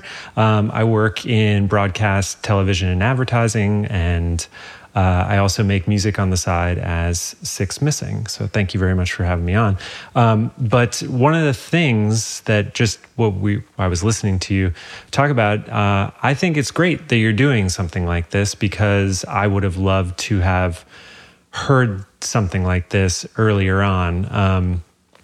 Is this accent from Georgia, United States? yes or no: no; New York, United States; So I was living in New York. I'm from New York.